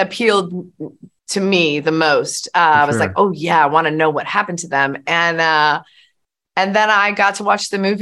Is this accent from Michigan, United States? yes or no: yes; Detroit, Michigan, United States; I'm from Detroit